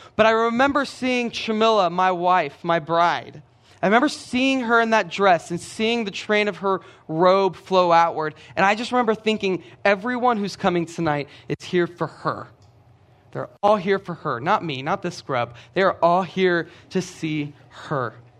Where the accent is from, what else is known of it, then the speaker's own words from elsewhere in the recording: Brenham, Texas, United States; I'm from Brenham. Brenham is about forty-five minutes down the road